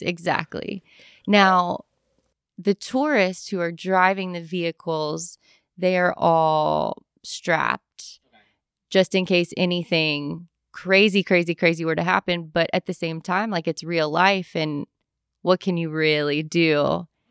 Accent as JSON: {"language": "English", "town": "Louisville", "region": "Kentucky", "country": "United States", "tie": "born or raised there", "said": "I'm born and raised in Louisville"}